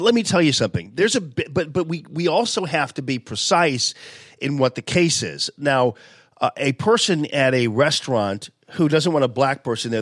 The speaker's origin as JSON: {"language": "English", "town": "University City", "region": "Missouri", "country": "United States", "said": "I was from Yu City"}